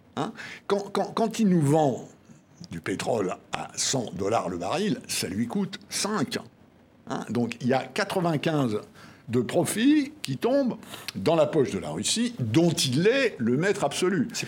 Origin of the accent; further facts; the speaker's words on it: France; En tant que Français et en tant que ancien officier de marine